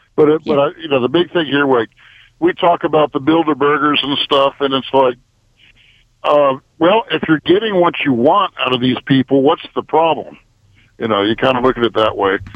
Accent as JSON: {"language": "English", "town": "New Haven", "region": "Connecticut", "country": "United States", "tie": "born or raised there", "moved": "yes", "lives_now": "Marietta, United States", "said": "I grew up in New Haven"}